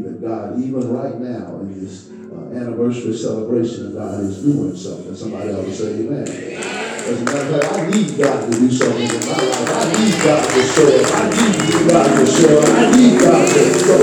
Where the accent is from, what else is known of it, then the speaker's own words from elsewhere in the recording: North Louisiana, United States; moved away as an adult; now in Salina, United States; I'm from North Louisiana